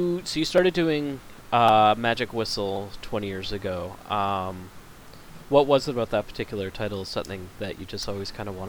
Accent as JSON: {"language": "English", "country": "Canada", "said": "And then he got mad at me because I'm Canadian."}